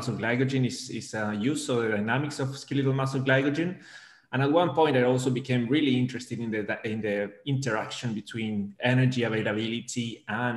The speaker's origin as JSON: {"language": "English", "country": "Argentina", "also_born_or_lived": "Melbourne, Australia", "moved": "as an adult", "lives_now": "Liverpool, United Kingdom", "said": "I'm originally from Argentina"}